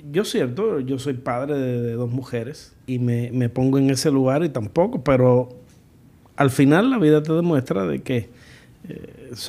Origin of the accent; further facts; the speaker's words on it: United States; yo soy una gringa